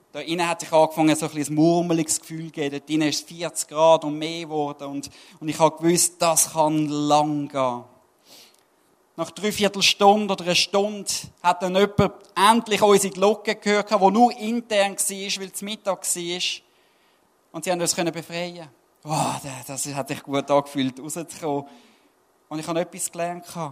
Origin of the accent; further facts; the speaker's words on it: Switzerland; Als Schweizer